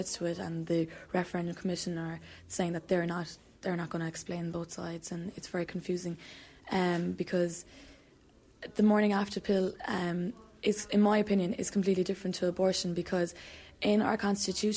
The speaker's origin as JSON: {"language": "English", "town": "Cork", "region": "Munster", "country": "Ireland", "also_born_or_lived": "Limerick", "said": "I'm from Cork, and I'd have to register in Limerick"}